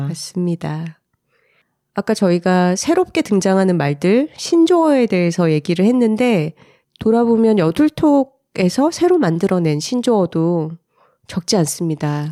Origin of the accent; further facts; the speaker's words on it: Gyeongsang, South Korea; accent: Gyeongsang dialect; 제가 어릴 때 경상도 사투리에서 많이 쓰던 말